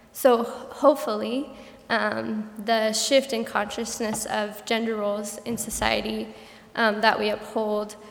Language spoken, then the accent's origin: English; Colorado, United States; moved away; I'm originally from Colorado